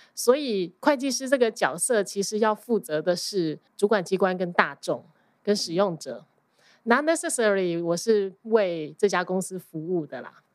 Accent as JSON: {"language": "Chinese", "country": "Taiwan", "tie": "born or raised there", "also_born_or_lived": "New York, United States", "accent": "Taiwanese Mandarin", "moved": "as an adult", "lives_now": "New Jersey, United States", "said": "我在台湾出生，我在台湾受教育到二十一岁，然后还工作了。其实我到出国的时候已经是 成人了"}